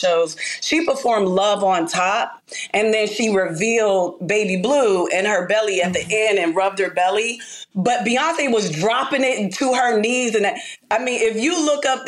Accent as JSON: {"language": "English", "town": "Pittsburgh", "region": "Pennsylvania", "country": "United States", "said": "I'm from Pittsburgh"}